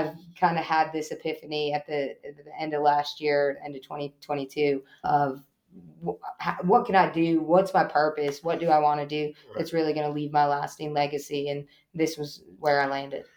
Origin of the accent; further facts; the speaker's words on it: Eastern Long Island, New York, United States; now in Johnston County, North Carolina, United States; I grew up in Eastern Long Island